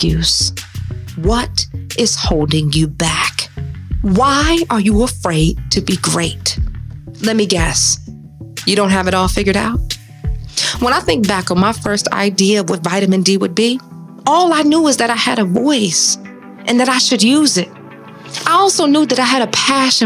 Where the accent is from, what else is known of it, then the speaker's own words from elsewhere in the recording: Detroit, Michigan, United States; We are two Midwest girls. I'm from Detroit